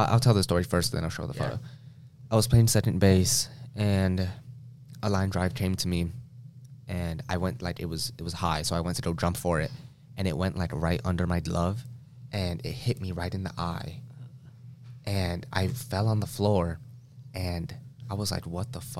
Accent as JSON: {"language": "English", "town": "Las Vegas", "region": "Nevada", "country": "United States", "tie": "born or raised there", "said": "I was born in Las Vegas, Nevada"}